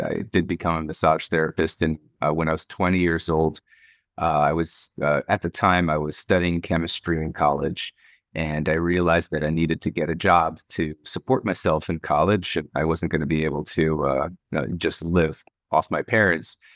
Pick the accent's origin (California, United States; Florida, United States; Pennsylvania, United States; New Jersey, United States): Florida, United States; Miami; also born or lived in Saint Louis, Missouri / Israel; we moved to Miami, uh, for my dad's work. And, um, uh, lived in Miami and, uh, until I was eight, eighteen